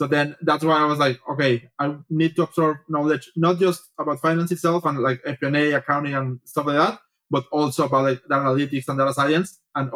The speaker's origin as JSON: {"language": "English", "country": "Mexico", "also_born_or_lived": "Paris, France / Geneva, Switzerland / Bratislava, Slovakia / Melbourne, Australia", "moved": "as an adult", "said": "I'm originally from Mexico, so I did my bachelor's in there."}